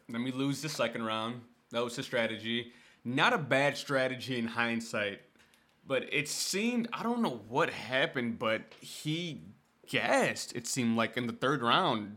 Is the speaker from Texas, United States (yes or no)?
no; Chicago, Illinois, United States; We're from Chicago